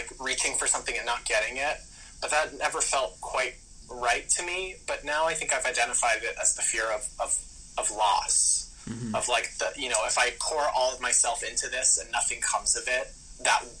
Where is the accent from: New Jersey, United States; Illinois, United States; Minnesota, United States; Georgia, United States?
New Jersey, United States; North Brunswick; also born or lived in Mississauga, Ontario, Canada; We moved from there to North Brunswick, New Jersey when I was 2 and my brother was 4